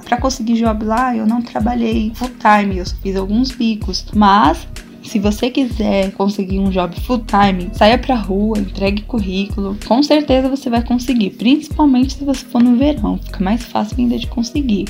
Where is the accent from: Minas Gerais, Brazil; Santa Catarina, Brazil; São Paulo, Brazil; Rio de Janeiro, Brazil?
São Paulo, Brazil; eu tenho 35 anos e eu sou de São Paulo.